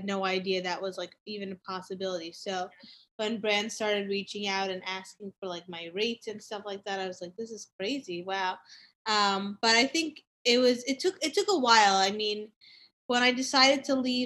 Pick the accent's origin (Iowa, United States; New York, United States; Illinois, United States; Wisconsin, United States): New York, United States; New York City; I actually grew up in New York City. I grew up on the Upper East Side. So I've been here my whole life.